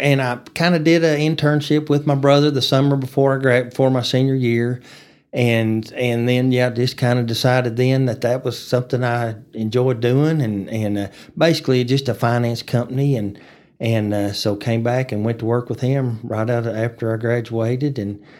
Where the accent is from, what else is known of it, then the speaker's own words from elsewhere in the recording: Amarillo, Texas, United States; I grew up in Amarillo, lived here my whole life, so went to Coronado Elementary and Austin Middle School and Tascosa High School.